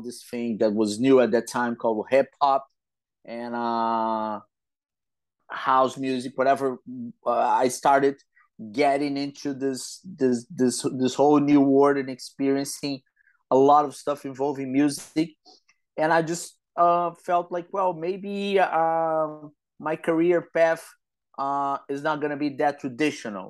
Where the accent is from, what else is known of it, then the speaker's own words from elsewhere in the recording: Rio de Janeiro, Brazil; I grew up in Rio de Janeiro, Brazil